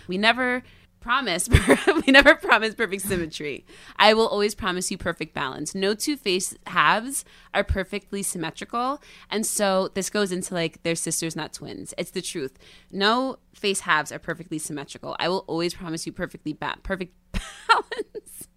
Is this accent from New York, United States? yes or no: yes; the Catskills, New York, United States; moved away; I used to be this girl from the Catskills